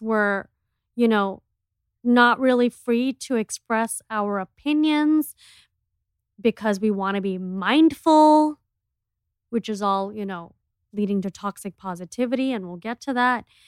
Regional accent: Miami, Florida, United States; we are from Miami, which is, like, the clubbing capital of America

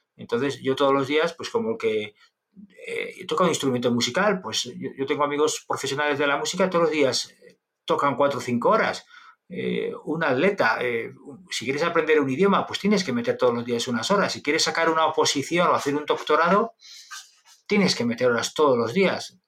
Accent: Logroño, La Rioja, Spain; Un profesor en el colegio, en Logroño, en, La Rioja, en mi tierra

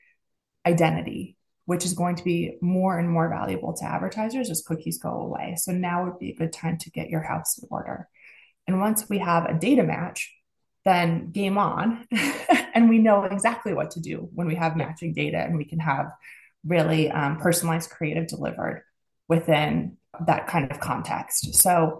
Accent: United States; accent: American; you hear my accent, I'm American.

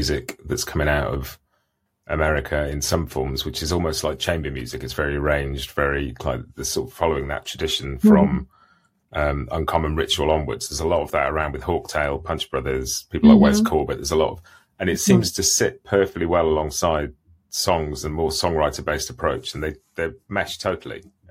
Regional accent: United Kingdom; As a Brit

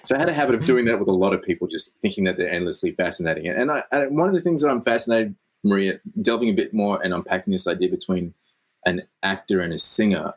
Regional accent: Australia; Yes, I'm Australian.

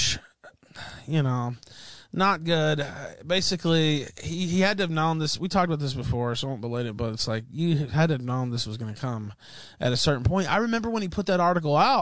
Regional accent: West Memphis, Arkansas, United States; I was born in Memphis and lived right across in West Memphis

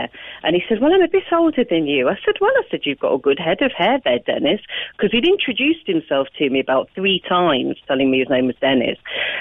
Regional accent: England, United Kingdom; moved away as an adult; also born or lived in Nottingham; now in Macroom, Ireland; being English

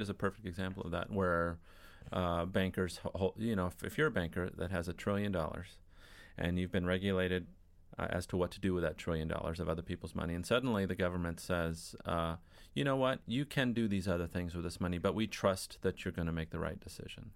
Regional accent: Newport Beach, California, United States; I grew up in Newport Beach on Lido Island

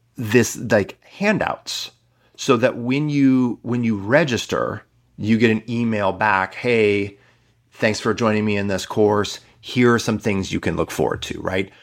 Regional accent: Midwest, United States; I'm from the Midwest

